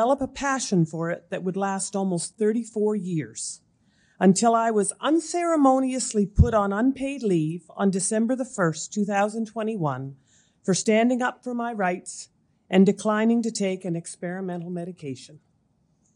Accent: Amherst, Nova Scotia, Canada; also born or lived in Moncton, New Brunswick; I was born and raised in Amherst, Nova Scotia.

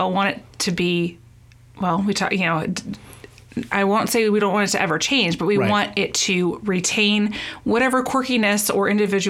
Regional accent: Los Angeles, California, United States; accent: Valley Girl; moved away as an adult; now in Petaluma, United States; I grew up in Southern California. Okay. In a small town of Los Angeles.

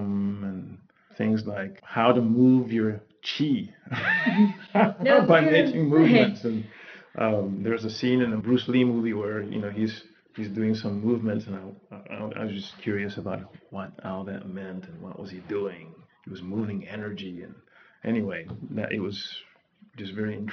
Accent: Panama; English is a second language; now in United States; growing up in Panama

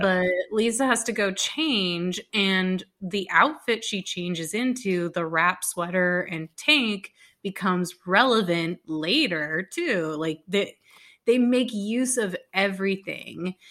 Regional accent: Dallas, Texas, United States; I'm from Dallas

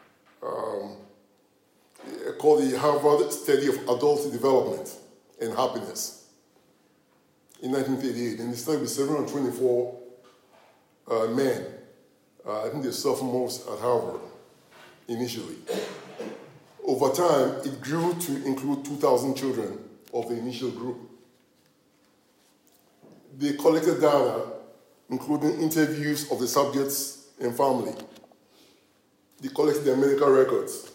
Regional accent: Ghana; I'm from Ghana

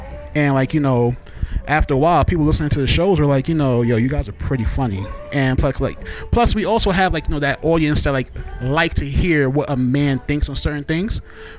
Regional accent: New York City, New York, United States; also born or lived in Trinidad; I was born in Trinidad, but raised in Brooklyn.

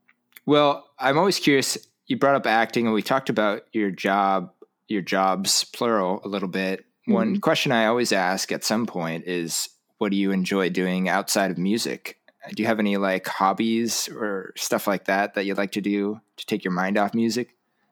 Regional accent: Huntington Beach, California, United States; moved away as an adult; also born or lived in Santa Barbara; now in Seattle, United States; I'm in Seattle now, but I grew up in Huntington.

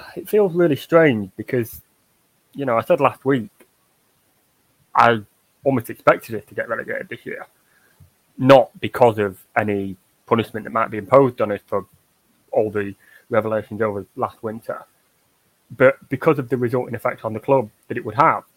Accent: Yorkshire and the Humber, United Kingdom; Yorkshire folk for sort of we we we're too proud of where we're from

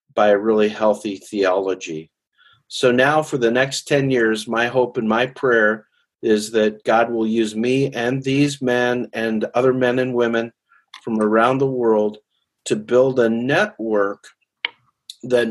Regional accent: Calgary, Alberta, Canada; moved away as an adult; now in Nashville, United States; I spent the first 36 years of my life living in Calgary, Canada, and then I've spent the last 24 years living near Nashville, Tennessee.

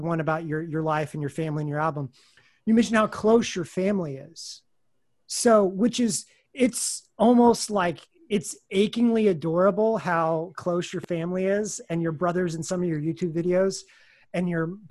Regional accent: Kansas City, United States; now in New York, United States; I'm from Kansas City. I'm from the Midwest

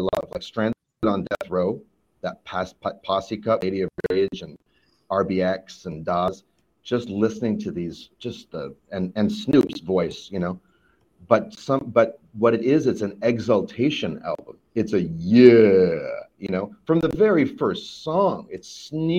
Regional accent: Vancouver, British Columbia, Canada; growing up in Vancouver, Canada

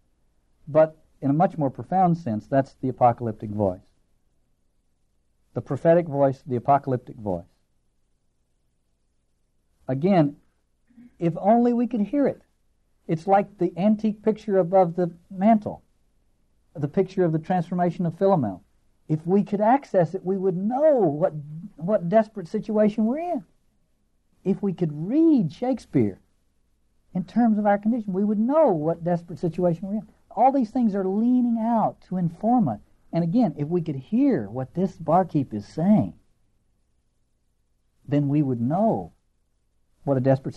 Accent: Appalachia, United States; accent: hillbilly; I end up sounding like a hillbilly, which I am.

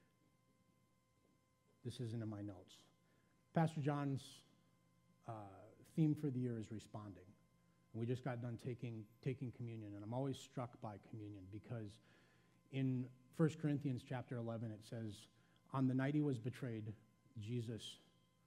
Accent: Janesville, Wisconsin, United States; I was born in Janesville, Wisconsin

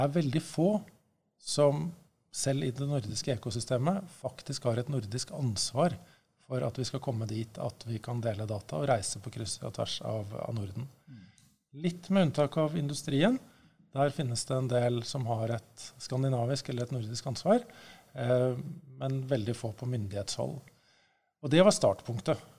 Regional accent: Norway; jeg er norsk

